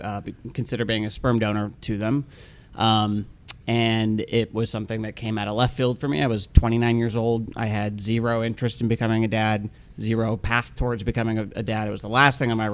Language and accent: English; Salt Lake City, Utah, United States; moved away; I'm from Salt Lake City, Utah originally. My mm-hmm. parents are both still there